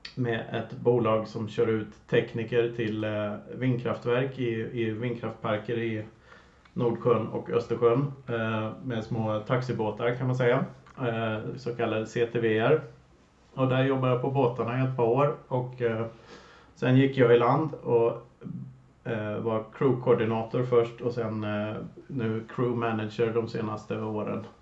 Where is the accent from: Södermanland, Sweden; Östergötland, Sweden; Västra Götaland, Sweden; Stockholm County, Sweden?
Västra Götaland, Sweden; Lidköping; moved away as an adult; also born or lived in Gothenburg; jag är uppvuxen på Kinnekulle eh, söder om Vänern och sedermera Lidköping, en liten håla där.